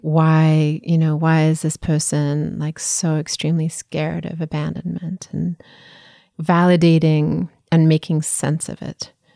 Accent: South Africa; I grew up in South Africa

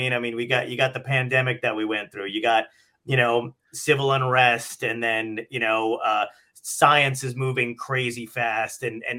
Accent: New York City, New York, United States; I'm from Brooklyn.

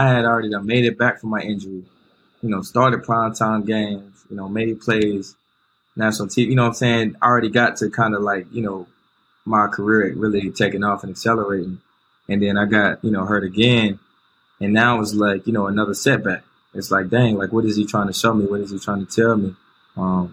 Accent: Winston-Salem, North Carolina, United States; also born or lived in outside Charlotte, North Carolina; I grew up in Winston-Salem. Yeah. Winston-Salem, North Carolina

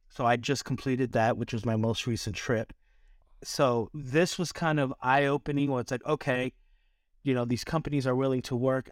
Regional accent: East Coast, United States; now in California, United States; growing up on the East Coast, we don't have these mountains.

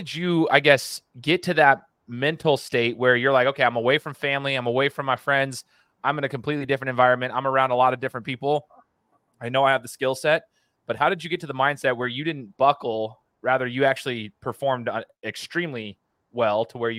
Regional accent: Boise, Idaho, United States; I'm a Boise State alum because I'm from Boise.

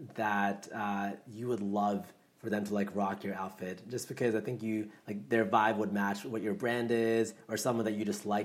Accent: Maryland, United States; I'm from Maryland.

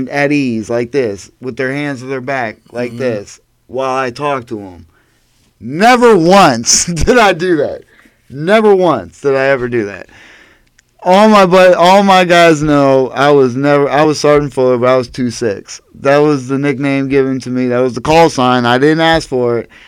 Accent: Erie, Pennsylvania, United States; Growing up in Erie

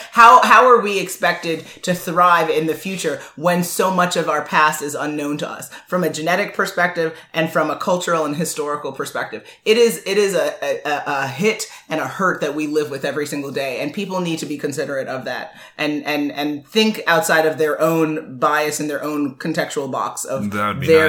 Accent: United States; I was born here

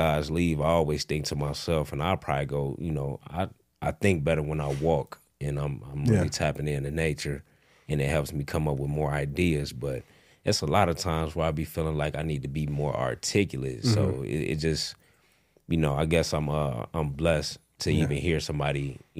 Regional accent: Rockford, Illinois, United States; also born or lived in suburbs of Chicago; Rockford, Illinois, man. Okay. Born and raised.

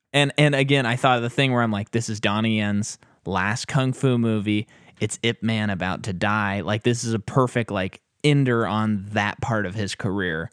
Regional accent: United States; as an American

